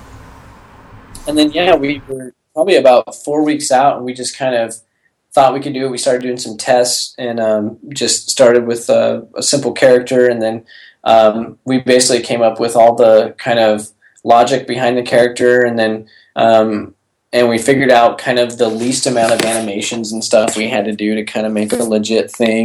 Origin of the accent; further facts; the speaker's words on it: Portland, Oregon, United States; now in Texas, United States; I'm from Portland